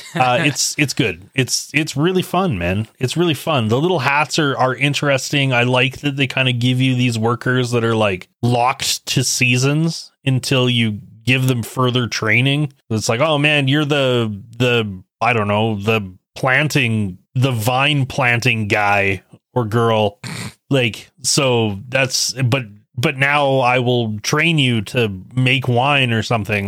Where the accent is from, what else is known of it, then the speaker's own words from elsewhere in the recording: Canada; I was born and raised in Canada